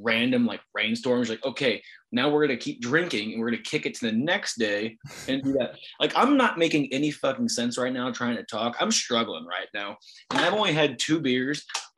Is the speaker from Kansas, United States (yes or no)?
no; Springfield, Illinois, United States; we're from Springfield, Illinois.